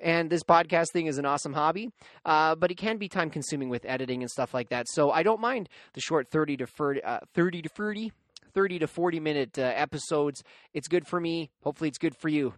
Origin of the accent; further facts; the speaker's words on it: Canada; being a Canadian myself